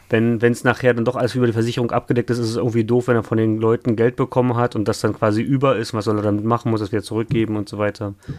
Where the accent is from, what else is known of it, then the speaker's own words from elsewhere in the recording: Hamburg area, Germany; ich komme ja aus dem Umkreis ähm, von Hamburg